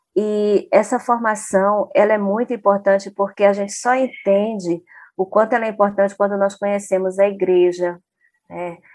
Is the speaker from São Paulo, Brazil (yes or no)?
no; Porto Velho, Rondônia, Brazil; lá na minha cidade, Porto Velho, Rondônia